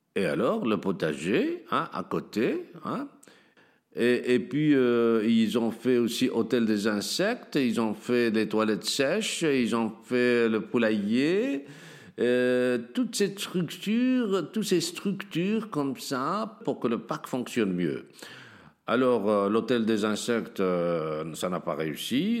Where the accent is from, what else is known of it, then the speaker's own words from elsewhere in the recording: Tangier, Tanger-Tetouan-Al Hoceima, Morocco; now in Molenbeek, Belgium; je suis né à Tanger un beau jour de 1956